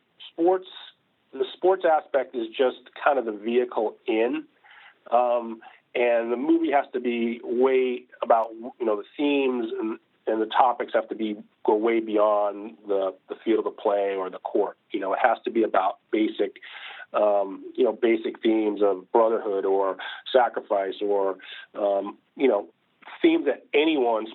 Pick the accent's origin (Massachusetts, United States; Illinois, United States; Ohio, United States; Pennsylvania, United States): Massachusetts, United States; outside of Boston; I grew up outside of Boston